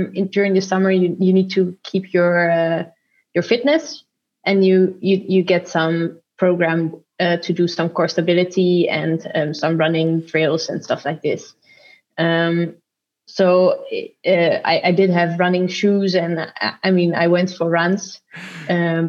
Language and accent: English; Netherlands; moved away as an adult; also born or lived in Jakarta, Indonesia; now in Zurich, Switzerland; when I was 3 months old, my mom moved back with me and my sister to raise us in the Netherlands.